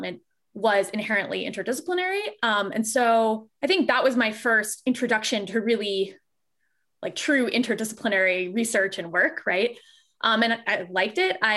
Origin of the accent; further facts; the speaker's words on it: Fort Lauderdale, Florida, United States; moved away; also born or lived in Michigan; I grew up in Fort Lauderdale, Florida